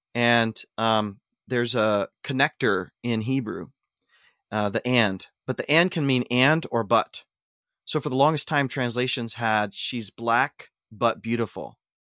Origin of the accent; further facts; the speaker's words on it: North Central Ohio, United States; now in Portland, United States; I grew up in Ohio, um, North Central Ohio, very conservative environment